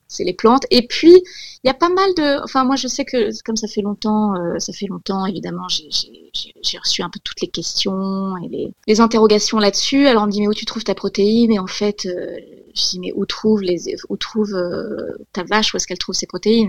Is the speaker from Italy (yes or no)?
no; Corsica, France; j'ai grandi, j'ai grandi en Corse